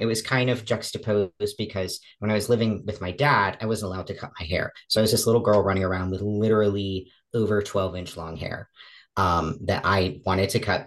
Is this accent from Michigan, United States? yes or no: no; Pennsylvania, United States; also born or lived in Massachusetts; I was raised in Massachusetts with mom and dad until I was about seven. I was removed from the home with mom because we found that there was some abuse going on. And around 8 years old, we moved from Massachusetts to Pennsylvania